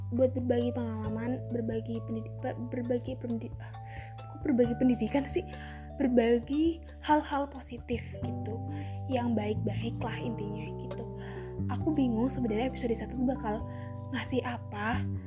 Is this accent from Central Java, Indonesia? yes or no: yes; Tegal, Central Java, Indonesia; accent: ngapak; aku orang Tegal uh, asli Tegal uh, lahir di Tegal tapi keturunan Jawa alus jadi aku tuh orang ngapak